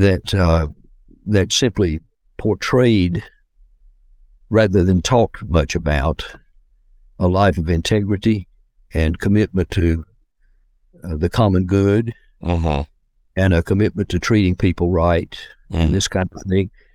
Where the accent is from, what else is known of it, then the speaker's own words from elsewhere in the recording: Decatur, Georgia, United States; also born or lived in Atlanta, Georgia; I grew up near Atlanta in the uh, suburban area known as Decatur, Georgia